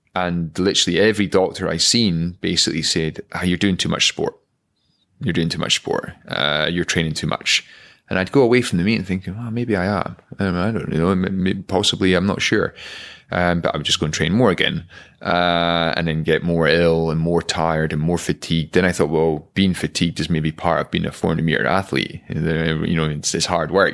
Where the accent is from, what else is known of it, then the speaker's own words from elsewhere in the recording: Aviemore, Scotland, United Kingdom; growing up in Aviemore.